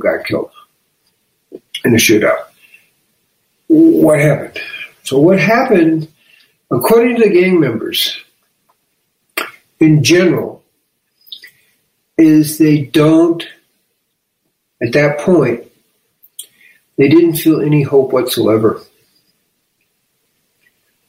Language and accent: English; Chicago, Illinois, United States; I'm from Chicago.